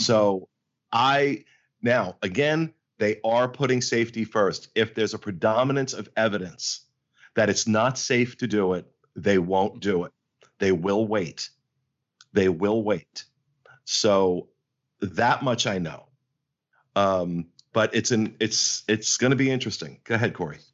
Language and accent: English; New Jersey, United States; I'm from Jersey. I'm from Jersey